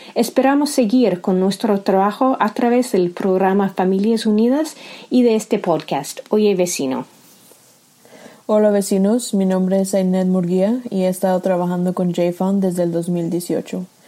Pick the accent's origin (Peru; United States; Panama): United States; Nashville, Tennessee; also born or lived in Zacatecas, Mexico; Nací en Zacatecas, México, pero he vivido en Nashville, Tennessee la mayor parte de mi vida. Como muchos de nuestros clientes, mis padres me trajeron a los Estados Unidos cuando era una niña